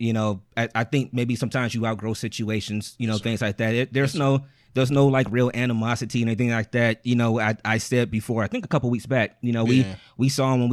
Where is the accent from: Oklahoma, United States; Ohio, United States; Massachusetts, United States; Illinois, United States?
Ohio, United States; East Cleveland; We are four dudes from East Cleveland.